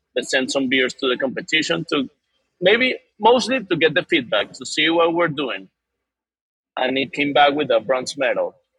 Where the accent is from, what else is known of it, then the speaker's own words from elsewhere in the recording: Venezuela; now in Doral, United States; we grew up basically in Venezuela